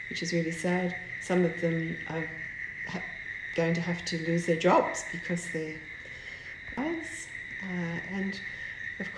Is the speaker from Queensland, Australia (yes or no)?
no; Sydney, New South Wales, Australia; also born or lived in Braidwood; I moved here in 1962. I'm the daughter of a policeman and we moved from Braidwood to Sydney